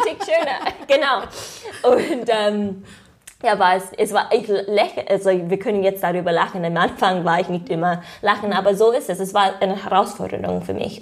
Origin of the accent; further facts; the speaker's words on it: United States; German is a second language; moved away as an adult; now in Germany; ich komme aus den USA